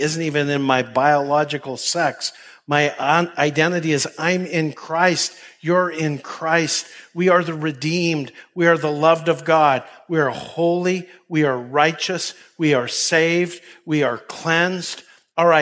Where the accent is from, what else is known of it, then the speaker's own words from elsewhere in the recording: Canada; moved away as an adult; where I grew up in Canada